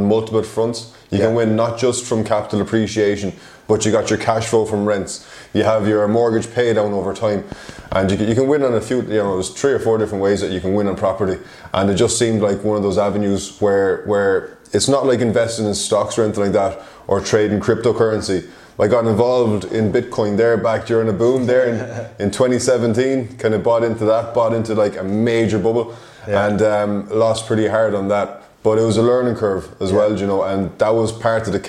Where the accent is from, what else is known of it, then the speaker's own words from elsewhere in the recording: Ireland; moved away as an adult; I am from Ireland originally. I moved over here in July 2019